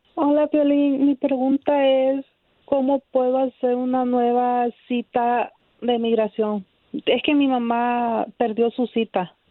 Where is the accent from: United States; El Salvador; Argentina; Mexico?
El Salvador; moved away; Somos del Salvador